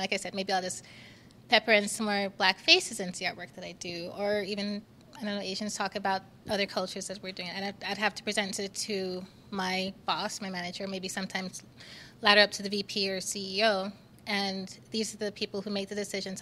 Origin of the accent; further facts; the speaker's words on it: Jamaica; now in Utah, United States; in my time here in Utah, but I'm from Jamaica.